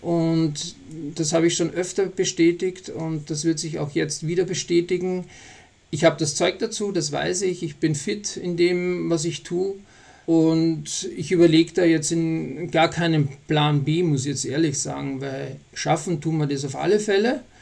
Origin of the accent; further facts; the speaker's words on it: Austria; now in Bavaria, Germany; ich bin ja Österreicher auch und wohne ja in Bayern